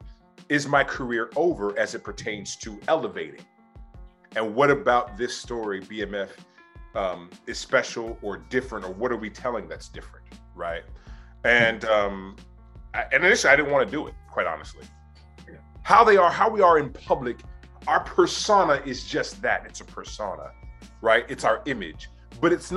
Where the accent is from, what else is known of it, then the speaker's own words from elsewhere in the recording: Oakland, California, United States; also born or lived in Berkeley, California; growing up in Oakland, my mother was a public health nurse